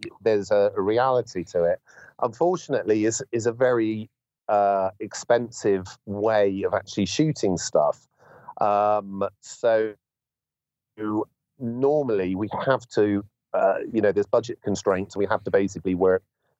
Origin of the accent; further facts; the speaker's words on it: Bristol, South West England, United Kingdom; my hometown of Bristol